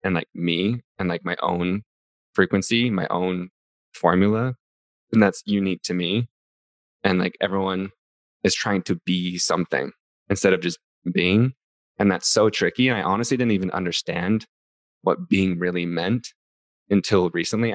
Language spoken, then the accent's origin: English; Utah, United States; I grew up in Utah, so I grew up Mormon